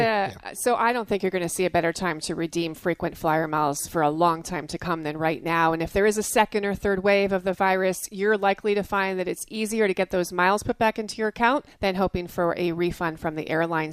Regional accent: New Jersey, United States; I grew up in New Jersey

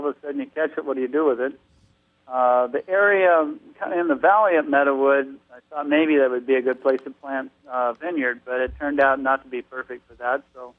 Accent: California, United States; What prompted me to get involved here, I moved from Southern California to Northern California to go to school.

